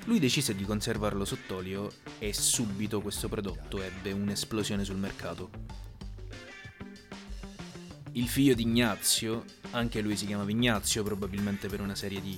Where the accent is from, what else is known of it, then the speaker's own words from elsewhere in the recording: Sicily, Italy; E io da buon siciliano non potevo che cominciare con la famiglia Florio.